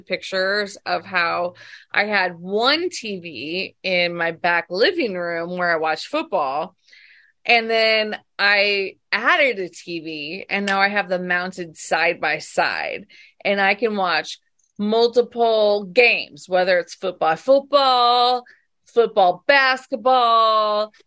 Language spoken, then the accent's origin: English; Illinois, United States; moved away as an adult; now in Arizona, United States; growing up in Illinois, I lived there till I was 36 years old